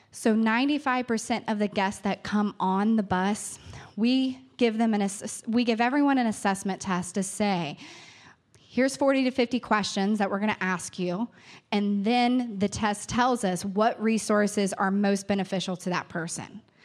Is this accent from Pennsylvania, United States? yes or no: no; New Richmond, Ohio, United States; I grew up in New Richmond. I grew up in a rural area. Claremont County is my home.